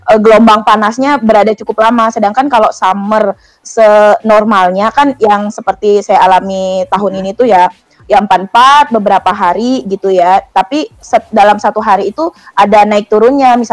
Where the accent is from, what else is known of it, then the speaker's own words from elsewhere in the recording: Banyuatis, Bali, Indonesia; Uh, saya aslinya Bali, tepatnya itu di Desa Banyuatis.